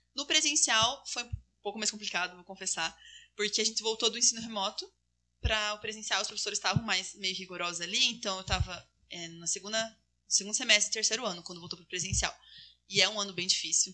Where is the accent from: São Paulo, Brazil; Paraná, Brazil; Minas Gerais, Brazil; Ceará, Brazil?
Paraná, Brazil; Castro; moved away as an adult; now in Maringá, Brazil; eu sou de Castro, né? Uma cidade mais no sul do Paraná, mais interior